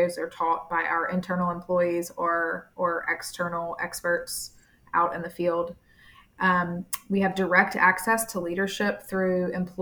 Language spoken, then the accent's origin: English; Montgomery, Alabama, United States; moved away as an adult; also born or lived in Tuscaloosa, Alabama / Birmingham, Alabama; now in Tampa, United States; from Montgomery, Alabama. I was born and raised there